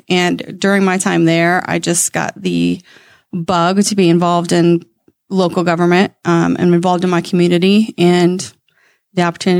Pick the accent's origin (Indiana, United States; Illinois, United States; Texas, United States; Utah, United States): Indiana, United States; Lebanon; Well, I'm from Lebanon.